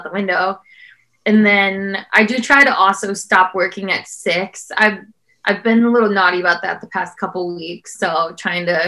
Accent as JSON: {"language": "English", "town": "South Bend", "region": "Indiana", "country": "United States", "tie": "born or raised there", "said": "where I grew up in South Bend, Indiana"}